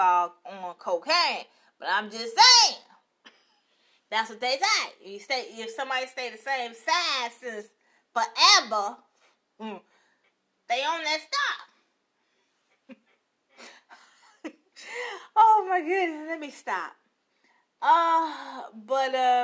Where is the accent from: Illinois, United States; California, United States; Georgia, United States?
Illinois, United States; Chicago; I'm live from Chicago, like always. Chi-town. So sweet. Yes, I am from it.